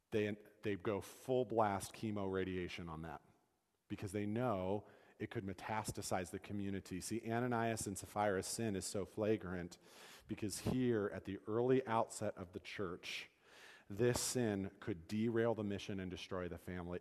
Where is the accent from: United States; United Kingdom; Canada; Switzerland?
United States; as Americans